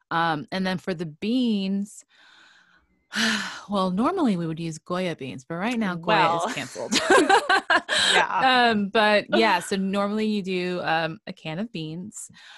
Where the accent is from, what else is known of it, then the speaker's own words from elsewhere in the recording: New York City, New York, United States; moved away; I grew up in New York City.